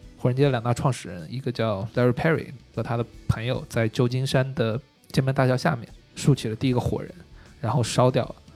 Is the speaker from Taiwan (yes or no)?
no; China; 我是一个中国人